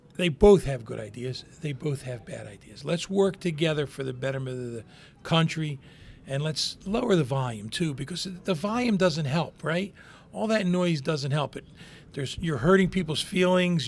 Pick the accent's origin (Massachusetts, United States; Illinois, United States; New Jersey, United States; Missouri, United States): New Jersey, United States; Hammonton; born and raised in Hamilton, graduated in the same class